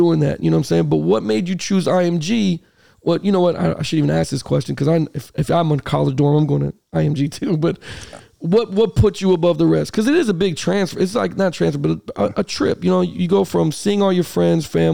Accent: Miami, Florida, United States; moved away; I was from Miami.

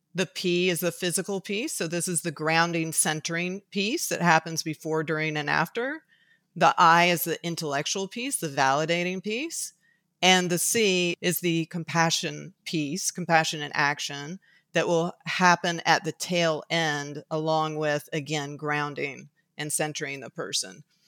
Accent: Tuscaloosa, Alabama, United States; moved away; I was raised for certain reasons in Tuscaloosa, Alabama. So I was raised in the Deep South

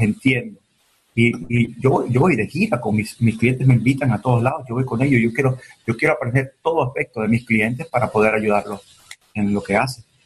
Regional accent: Miami, Florida, United States; also born or lived in Venezuela; tenía dos, años, tres años cuando llegué de Venezuela a Miami. Y crecí con un piano al lado de mí

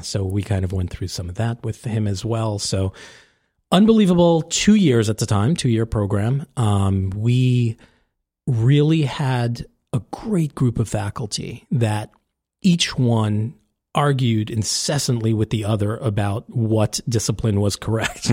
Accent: New York City, New York, United States; moved away as an adult; now in New Jersey, United States; I was born and raised in New York

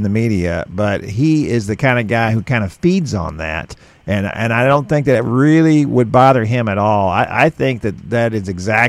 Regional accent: Houston, Texas, United States; growing up in Houston, and all the teams were just terrible for most of the time I was growing up.

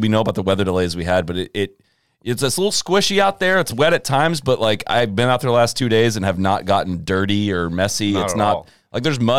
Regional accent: Midwest, United States; also born or lived in Chicago; We're from the Midwest

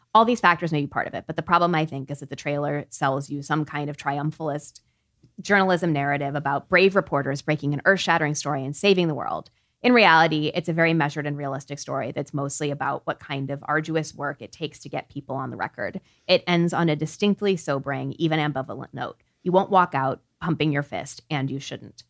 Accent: Peoria, Illinois, United States; now in New York, United States; the airport that I grew up with in Peoria

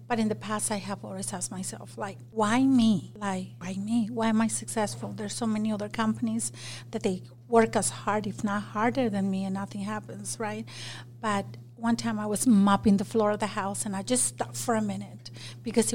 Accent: Mexico; English is a second language; moved away as an adult; also born or lived in Magna, Utah; now in Utah, United States; I grew up in Mexico, but I started Salsa Queen in Magna

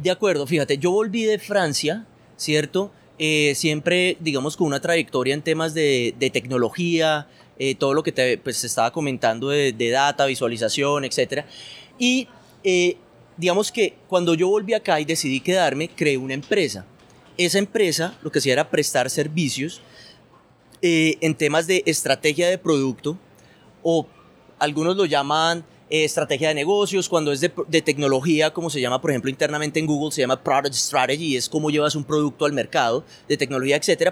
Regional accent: Bogotá, Colombia; now in Medellín, Colombia; familia colombiana, yo nací en Bogotá, vivo ahora en Medellín

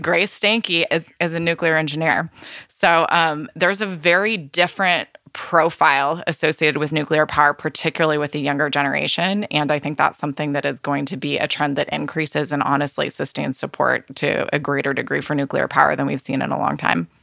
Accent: California, United States; my home state of California

